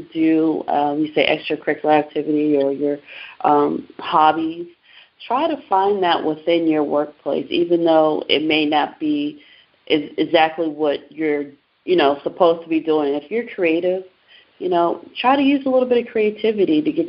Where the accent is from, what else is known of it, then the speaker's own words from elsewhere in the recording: San Diego, California, United States; also born or lived in Baltimore, Maryland; now in Houston, United States; I was born and raised in San Diego, California